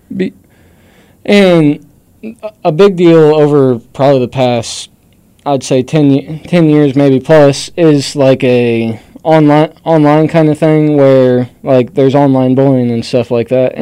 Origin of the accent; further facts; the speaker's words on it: Boone County, Missouri, United States; we're from Boone County